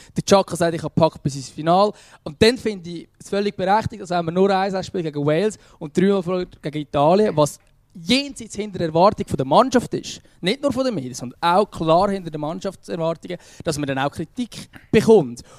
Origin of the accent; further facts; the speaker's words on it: Switzerland; now in Lucerne, Switzerland; als Schweizer